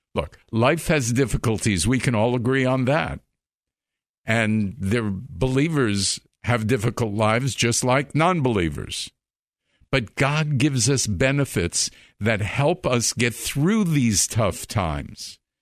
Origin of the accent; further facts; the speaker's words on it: Long Island, New York, United States; I grew up in Long Island.